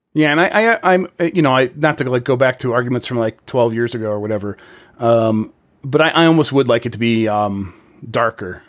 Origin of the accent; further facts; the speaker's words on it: United States; I'm an American